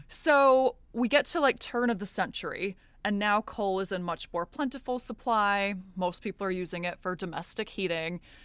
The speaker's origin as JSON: {"language": "English", "country": "United States", "said": "I'm American."}